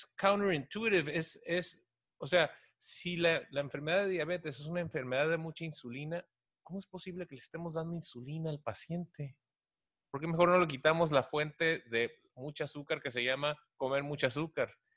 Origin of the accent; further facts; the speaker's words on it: Tijuana, Baja California, Mexico; soy de Tijuana